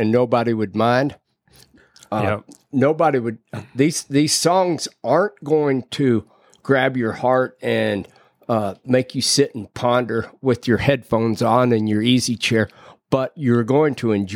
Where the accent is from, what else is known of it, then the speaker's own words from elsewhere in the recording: Austin, Texas, United States; I grew up in Austin, walking up and down Guadalupe or the drag